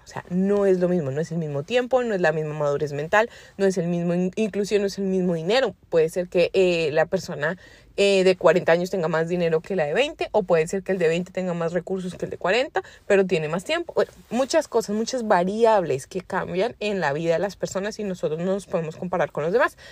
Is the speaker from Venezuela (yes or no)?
no; Colombia; now in United States; sabes que soy colombiana, pero yo vivo en Estados Unidos